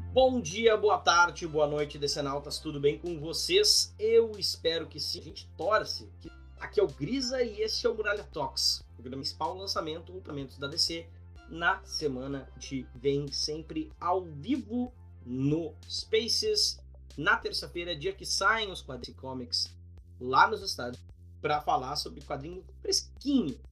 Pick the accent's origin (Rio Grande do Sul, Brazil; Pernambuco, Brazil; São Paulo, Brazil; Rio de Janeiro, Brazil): Rio Grande do Sul, Brazil; Gaúcho; accent: gauchês; A gente é gaúcho